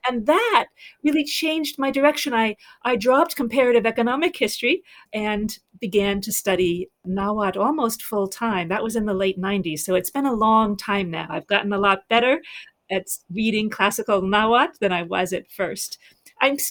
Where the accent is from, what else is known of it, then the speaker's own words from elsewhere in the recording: New York City, New York, United States; also born or lived in Nicaragua; growing up in New York City exposed me to multiple worlds of people